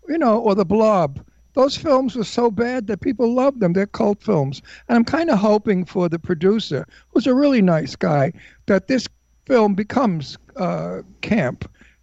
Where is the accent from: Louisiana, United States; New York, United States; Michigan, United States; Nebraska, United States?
New York, United States; Brooklyn; accent: Brooklyn; my accent was absolutely what is known as antique Brooklyn. Not Brooklyn accent of today.